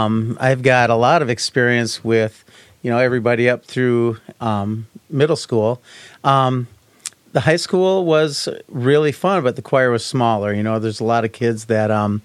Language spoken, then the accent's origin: English; Lancaster, Wisconsin, United States; I grew up in Lancaster, Wisconsin.